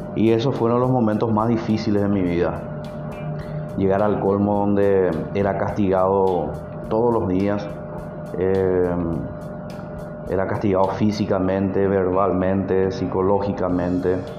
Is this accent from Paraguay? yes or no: yes; Paraguay; el país de donde yo soy ahora